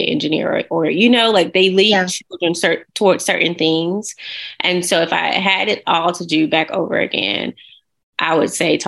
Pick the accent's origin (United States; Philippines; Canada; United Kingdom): United States; Montgomery, Alabama; I'm actually from Montgomery, Alabama